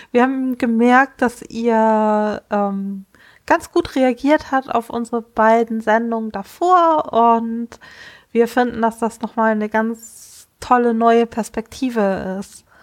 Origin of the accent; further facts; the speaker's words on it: Kiel, Schleswig-Holstein, Germany; ich komme aus Kiel.